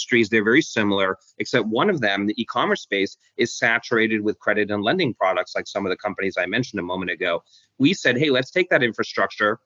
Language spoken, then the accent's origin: English; London, United Kingdom; moved away; also born or lived in Hong Kong; I was born in Hong Kong, and then grew up in London, England.